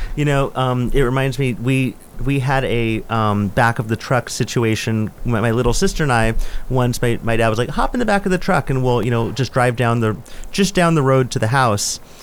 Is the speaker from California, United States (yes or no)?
yes; Northern California, United States; now in Upstate New York, United States; I grew up in Northern California